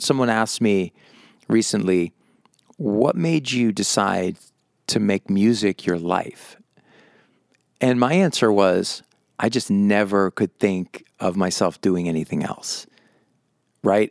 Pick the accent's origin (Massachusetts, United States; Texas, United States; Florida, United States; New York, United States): Massachusetts, United States; moved away as an adult; now in Las Vegas, United States; I grew up in Massachusetts